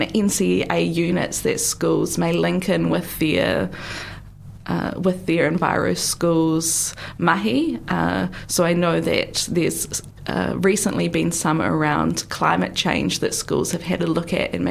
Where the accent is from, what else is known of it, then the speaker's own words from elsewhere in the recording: North Island, New Zealand; now in Otago, New Zealand; I'm much more from the North Island